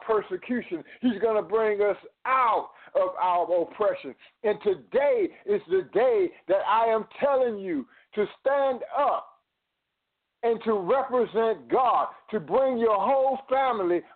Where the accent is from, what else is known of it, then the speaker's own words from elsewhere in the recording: United States; as American citizens